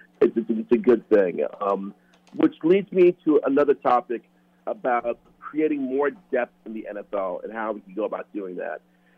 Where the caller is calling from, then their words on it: Minneapolis, Minnesota, United States; from Minneapolis.